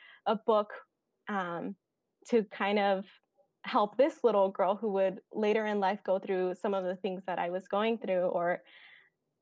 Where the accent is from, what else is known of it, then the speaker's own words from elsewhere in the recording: Bakersfield, California, United States; now in Fresno, United States; I am a California native through and through. I grew up in Bakersfield, California, and I have been living in Fresno for the last 5 years.